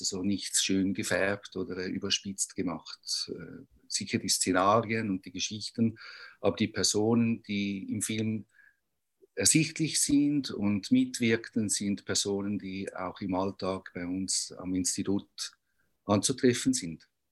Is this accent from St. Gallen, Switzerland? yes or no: no; Zurich, Switzerland; Wie man hört, ich komme aus Zürich